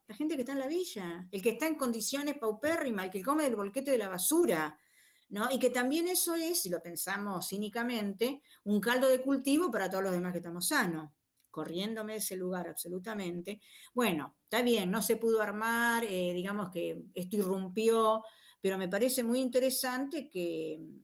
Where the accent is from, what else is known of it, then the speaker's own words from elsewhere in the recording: Rosario, Santa Fe, Argentina; yo iba a la escuelita 147 en Fisherton